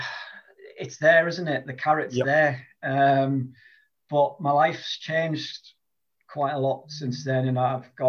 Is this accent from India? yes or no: no; Durham, North East England, United Kingdom; I'm from the northeast of England. I'm from Durham. I've lived here all my life.